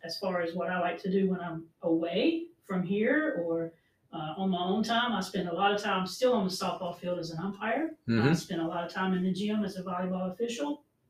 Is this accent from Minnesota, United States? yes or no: no; Shelby, North Carolina, United States; I grew up in Shelby.